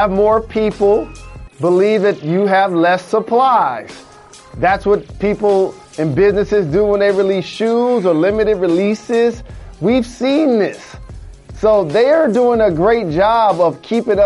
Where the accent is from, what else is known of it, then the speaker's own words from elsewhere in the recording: United States; as an American